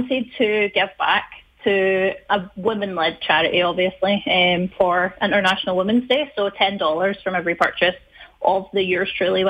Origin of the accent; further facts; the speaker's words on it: Hamilton, Scotland, United Kingdom; moved away as an adult; also born or lived in Winnipeg, Canada; now in Canada; But yeah, I was born in Winnipeg, but we moved pretty much immediately to Scotland. Grew up all my life just outside Glasgow in a place called Hamilton.